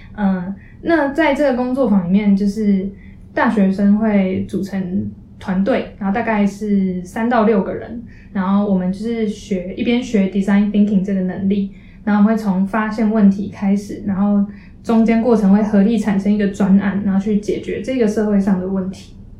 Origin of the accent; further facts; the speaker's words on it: Taipei, Taiwan; moved away as an adult; also born or lived in Chiayi; 因为我们自从台北来的，所以基本上我们在，呃，之前高中在台北的朋友，他们读台北学校的学生